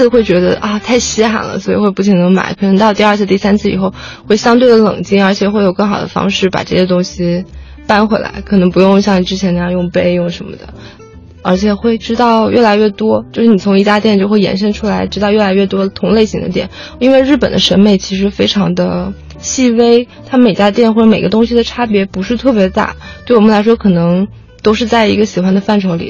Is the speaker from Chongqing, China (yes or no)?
no; Fuzhou, Fujian, China; 对，我是福州人。